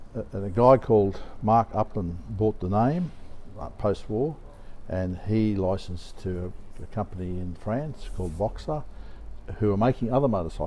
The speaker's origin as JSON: {"language": "English", "country": "Australia", "said": "I'm from Australia"}